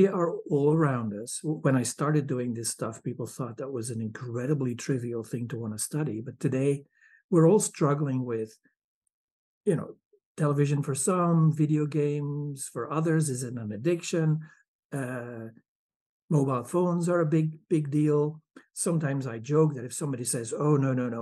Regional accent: Belgium; moved away as an adult; now in Michigan, United States; I'm from Belgium.

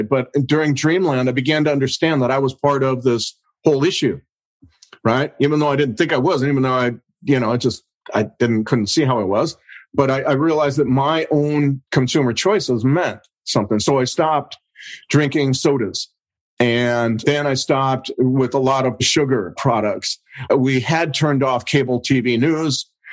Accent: United States; I'm an American

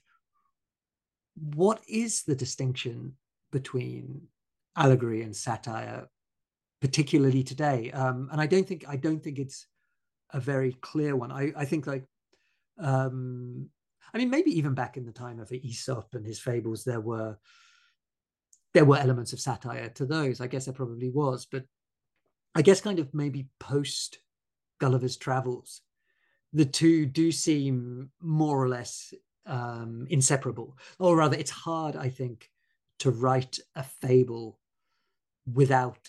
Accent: Bournemouth, South West England, United Kingdom; So I grew up in Bournemouth in Dorset.

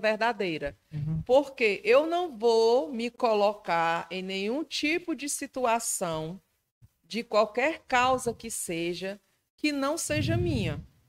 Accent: Ceará, Brazil; o povo acha que eu não sou do Ceará

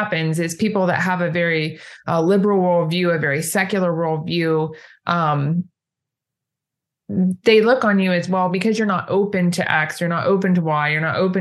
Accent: Ohio, United States; moved away as an adult; now in Indiana, United States; I grew up in Ohio, actually, just south of Ohio State University

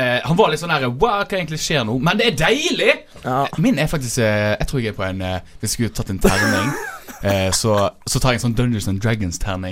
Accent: Fusa, Vestland, Norway; der jeg er fra

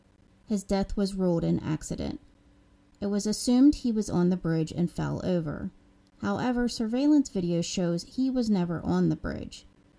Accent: Wheeling, West Virginia, United States; now in Pittsburgh, United States; I live in Pittsburgh, but I'm originally from West Virginia near Wheeling

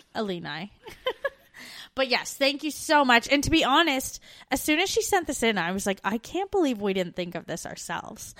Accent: Canada; moved away as an adult; We're two Canadian expats now living in Australia and the U K

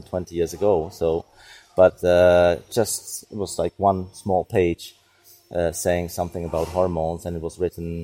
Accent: Prague, Czechia; I'm from Czech Republic. I'm from Prague. I was born in Prague. And most of my life I spent in Prague

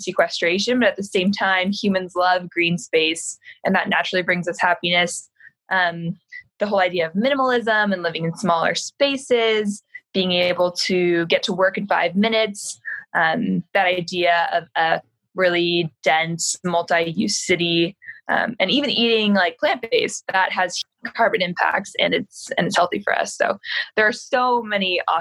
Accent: Seattle, Washington, United States; growing up in Seattle in the outdoors.

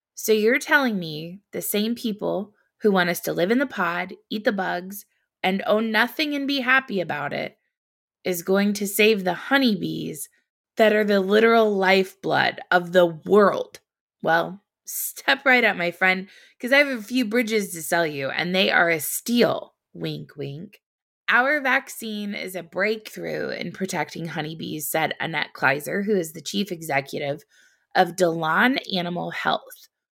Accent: Indiana, United States; I grew up in Indiana, the Hoosier State

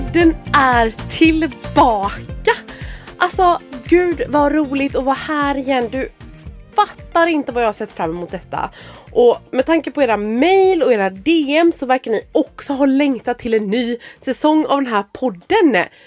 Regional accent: Bohuslän, Västra Götaland, Sweden; moved away as an adult; now in Gråbo, Sweden; Jag är från Bohuslän så jag flyttade efter honom

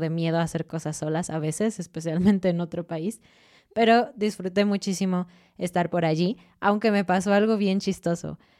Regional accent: Mexico; nosotros con nuestra ropita mexicana

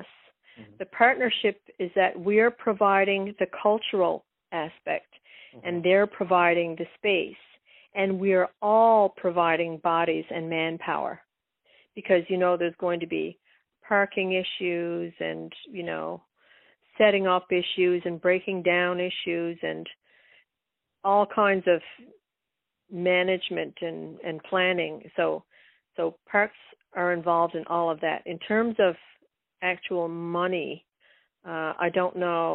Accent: west coast of Newfoundland, Newfoundland and Labrador, Canada; born or raised there

